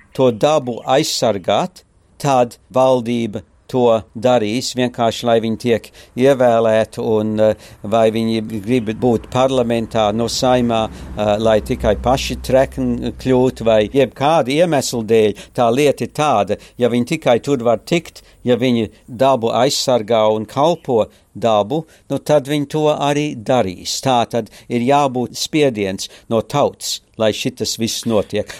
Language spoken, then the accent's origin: Latvian; Australia; also born or lived in Courland, Latvia / Germany / Darwin, Australia; Es eh, piedzimu Kurzemē, Kurzemes katlā, oktobrī 44. gadā, decembrī mēs izbraucam līdz Danzigas, tad mēs lielākoties pārstaigājam pār Vāciju uz rietumu zonu, tad mēs ar kuģi 49. gadā atbraucam uz Austrāliju